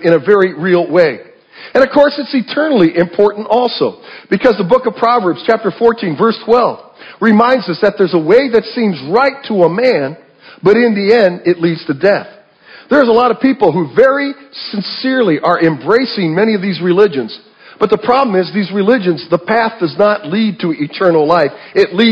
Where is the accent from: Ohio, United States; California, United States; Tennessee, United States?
Ohio, United States; moved away; I came from the Midwest, Ohio. That's where I was born and raised